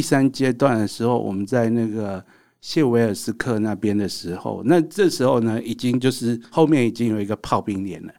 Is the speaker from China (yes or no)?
no; Taiwan; 我们台湾人要对自己有信心